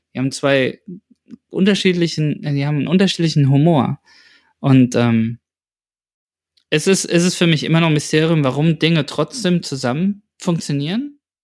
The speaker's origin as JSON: {"language": "German", "town": "Aschaffenburg", "region": "Bavaria", "country": "Germany", "tie": "born or raised there", "said": "hier in meiner Heimat, in der Heimat in Aschaffenburg"}